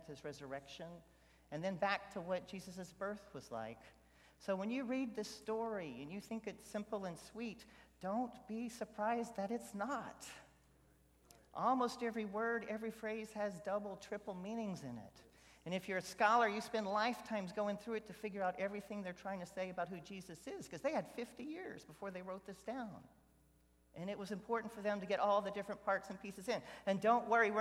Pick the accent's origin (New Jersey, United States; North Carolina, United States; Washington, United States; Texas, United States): Texas, United States; Houston; I grew up in Southwest Houston along Bel Air Boulevard